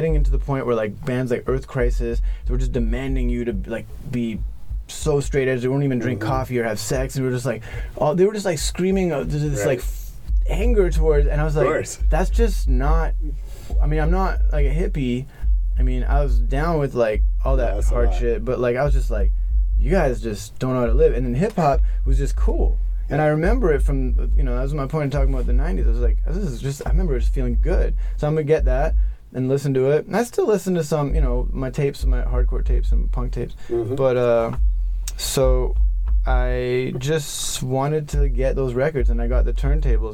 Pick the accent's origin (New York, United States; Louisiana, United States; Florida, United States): New York, United States; moved away; I grew up in New York between '91 and '94